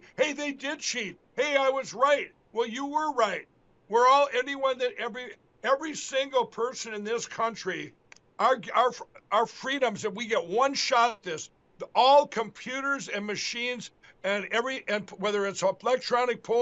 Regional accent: Minnesota, United States; my home state of Minnesota

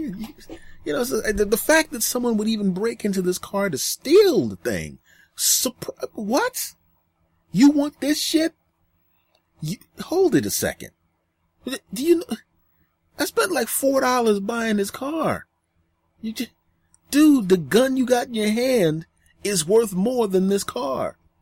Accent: Philadelphia, Pennsylvania, United States; I was in Philadelphia, my hometown at the time.

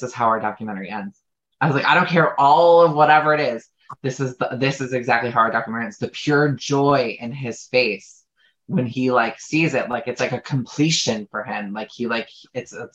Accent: Chicago, Illinois, United States; moved away; I'm from Chicago originally.

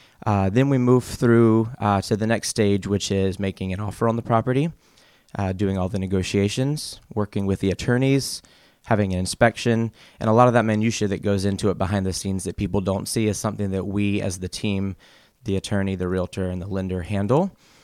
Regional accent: South Carolina, United States; So I am originally from the Carolinas. I was born in South Carolina and moved to North Carolina in the eighth grade after my dad had a job transfer. And so I lived in the Carolinas all the way from my childhood up until graduating college.

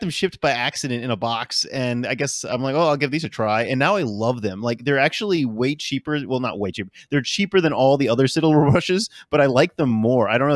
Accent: New Orleans, Louisiana, United States; I am living currently in New Orleans. I'm from New Orleans.

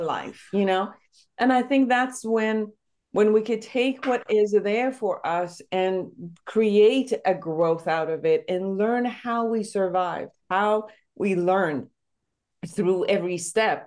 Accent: Iran; now in United States; I'm originally from Iran

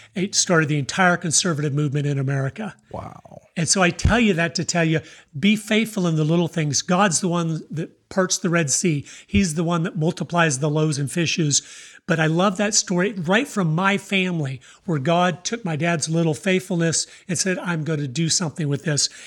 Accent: Tampa, Florida, United States; moved away; also born or lived in Idaho; I was born in Tampa, Florida

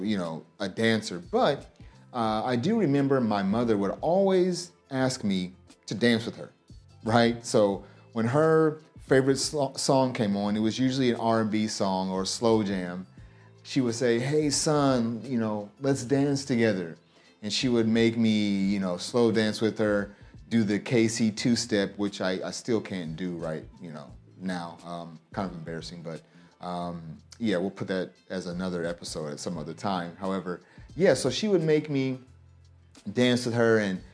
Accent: Kansas, United States; moved away as an adult; also born or lived in Omaha, Nebraska / St. Louis, Missouri; now in Japan; I was born in Kansas, and I basically live throughout Kansas during most of my life

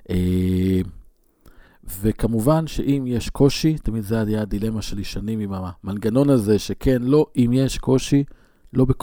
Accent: Northern District, Israel; ברמת הגולן, ואני אומר שעשיתי קורס uh, התמחות ב, בלת, ב, ב, בלא לנסוע דרך שדות מוקשים. כשנסענו לבית ספר בקצרין

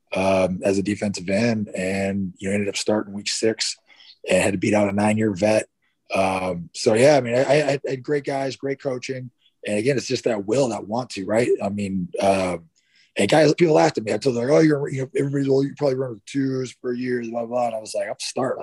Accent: Northern California, United States; also born or lived in Dallas, Texas; I was born in Dallas, right? I was born in yeah. Dallas. I left Dallas, uh, Texas, when I was two, I was, um, and moved to Northern California. So I was raised in Northern okay. California.

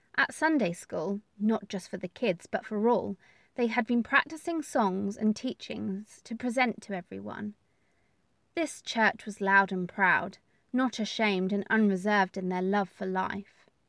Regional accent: England, United Kingdom; We are from England.

